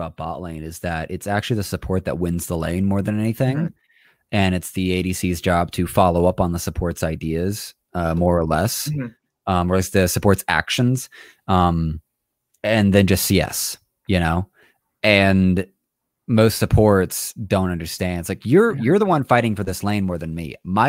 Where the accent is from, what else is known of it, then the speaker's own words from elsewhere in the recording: Orlando, Florida, United States; now in Salt Lake City, United States; I'm in Salt Lake, and I was from Orlando.